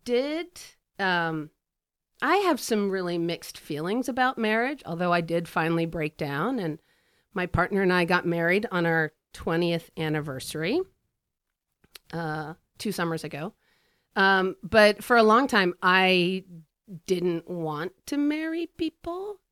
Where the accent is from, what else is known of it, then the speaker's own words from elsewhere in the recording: Washington, East Coast, United States; moved away as an adult; also born or lived in Lancaster, Pennsylvania / Midwest / Sweden (ancestry); now in Chicago, United States; we moved to the Washington, D C suburbs, which is really where I'm from